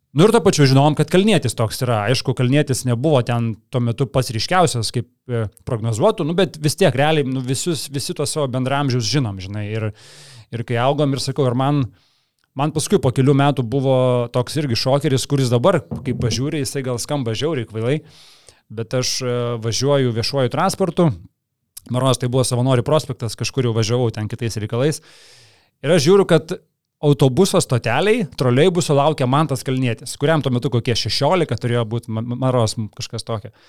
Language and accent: Lithuanian; Kaunas, Kaunas County, Lithuania; aš iš visų šilainių